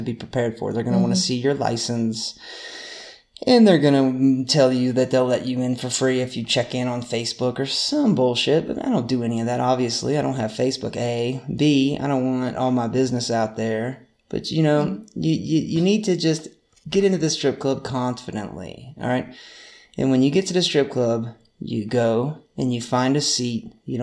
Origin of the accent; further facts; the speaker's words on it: North Carolina, United States; We're from North Carolina